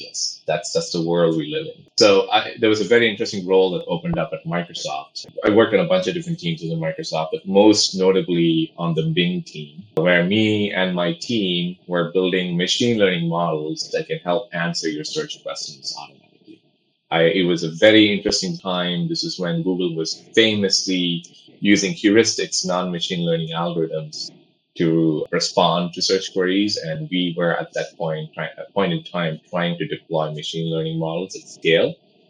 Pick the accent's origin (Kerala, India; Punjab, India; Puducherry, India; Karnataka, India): Puducherry, India; Pondicherry; born there; I was born in a small place called Pondicherry in India. It's a small French Union territory.